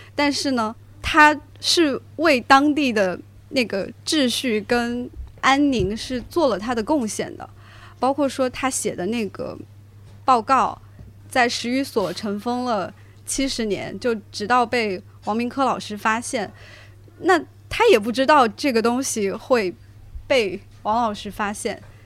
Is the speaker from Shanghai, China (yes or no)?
no; Huaihua, Hunan, China; 就我家乡是怀化